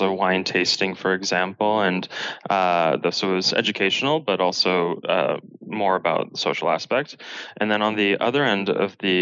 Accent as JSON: {"language": "English", "country": "Canada", "tie": "born or raised there", "lives_now": "Toronto, Canada", "said": "I was born in Canada"}